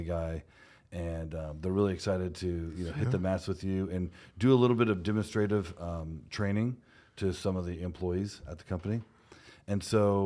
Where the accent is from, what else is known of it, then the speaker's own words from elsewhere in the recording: Houston, Texas, United States; we're both from Houston